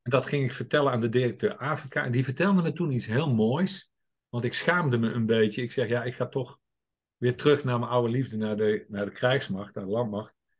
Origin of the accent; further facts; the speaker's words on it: 's-Hertogenbosch, North Brabant, Netherlands; Ik ben geboren en getogen in Den Bosch